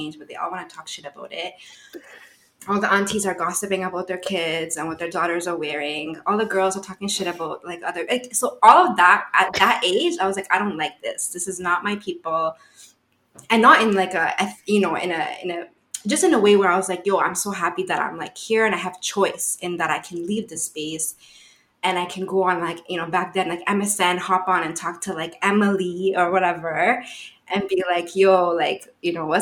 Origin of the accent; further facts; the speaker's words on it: Ottawa, Ontario, Canada; growing up in Ottawa, what I used to see, I grew up around a lot of Bangladeshi people